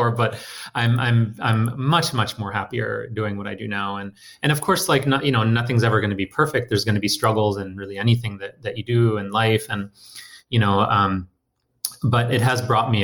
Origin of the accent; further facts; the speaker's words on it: Detroit, Michigan, United States; also born or lived in India; I was born in India and moved to Detroit, you know, with my family as a kid.